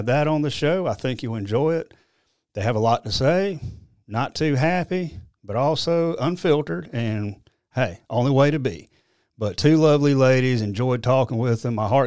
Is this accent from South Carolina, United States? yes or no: yes; Anderson County, South Carolina, United States; Anderson County, which is my hometown, my home county